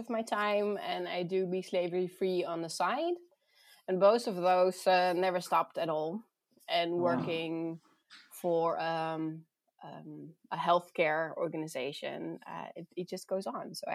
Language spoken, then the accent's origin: English; Netherlands; also born or lived in South Africa / Voorthuizen, Netherlands; I grew up in the Netherlands.